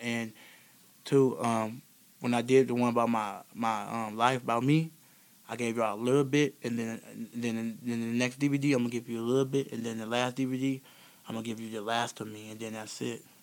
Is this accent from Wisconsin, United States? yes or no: yes; Beloit, Wisconsin, United States; I'm from Beloit, Wisconsin, born and raised here in Beloit, Wisconsin